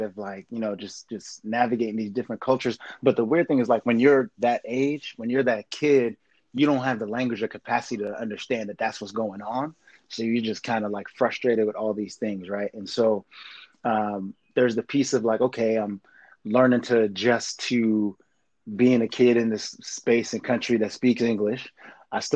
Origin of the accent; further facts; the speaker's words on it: White Plains, New York, United States; first language French; English is a second language; moved away as an adult; also born or lived in Montreal, Canada; now in Los Angeles, United States; I grew up in the burbs outside of New York in this Haitian community in White Plains